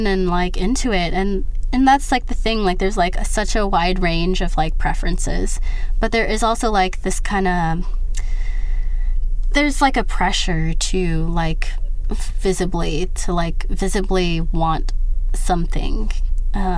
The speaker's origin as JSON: {"language": "English", "country": "United States", "said": "But I'm American and I'm not accustomed to that."}